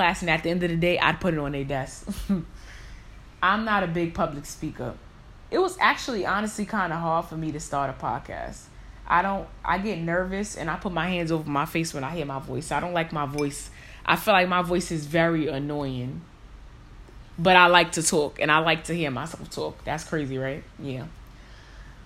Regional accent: New York City, New York, United States; I was born and raised in New York.

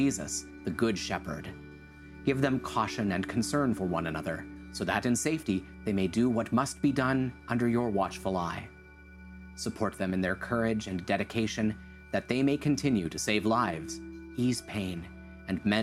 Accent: Hutchinson, Minnesota, United States; moved away; my hometown, Hutchinson, Minnesota.

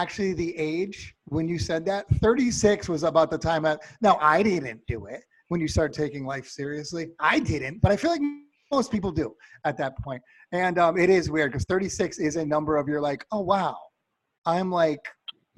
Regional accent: East Coast, United States; moved away; I'm from the East Coast.

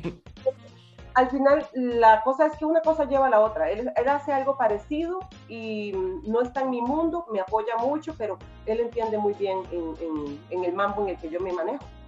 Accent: Costa Rica; moved away as an adult; now in United States; soy de Costa Rica

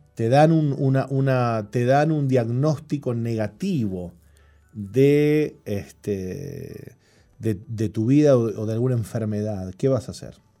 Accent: Montevideo, Uruguay; Yo me crié adentro del Parque Central

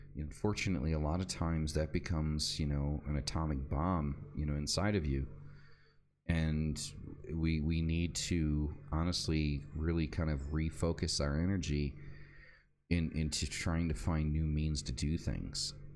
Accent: United States; moved away; I'm an American

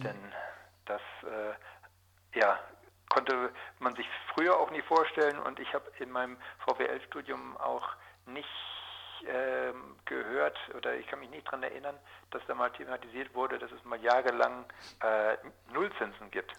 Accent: Georgsmarienhütte, Lower Saxony, Germany; Geboren wurde ich in Georgsmarienhütte

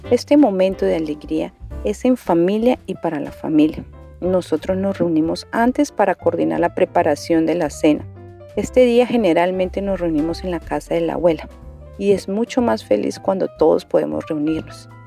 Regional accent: Santander de Quilichao, Cauca, Colombia; soy del municipio de Santander de Quilichao, del departamento del Cauca

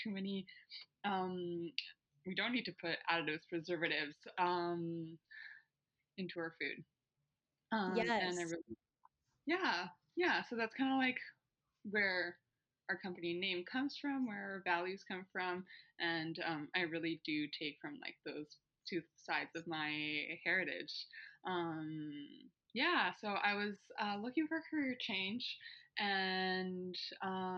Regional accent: Puerto Vallarta, Jalisco, Mexico; moved away as an adult; now in Canada; I'm born and raised in Mexico.

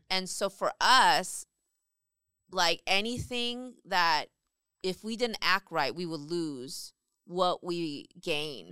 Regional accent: South Korea; now in United States; I grew up in Korea

